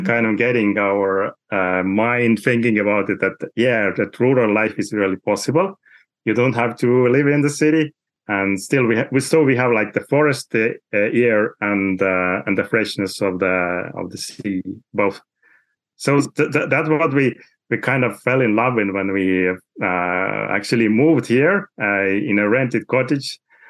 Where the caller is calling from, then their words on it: Saare County, Estonia; I'm talking from Saaremaa, which is the biggest island in Estonia.